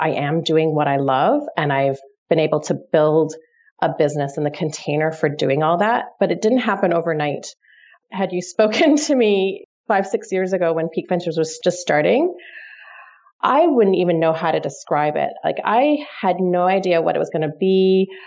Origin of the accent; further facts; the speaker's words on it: Toronto, Ontario, Canada; moved away as an adult; also born or lived in London, United Kingdom; I'm from Toronto originally.